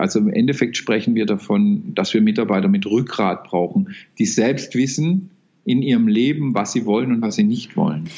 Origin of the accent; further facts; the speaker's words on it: Baden-Württemberg, Germany; ich bin ein Badener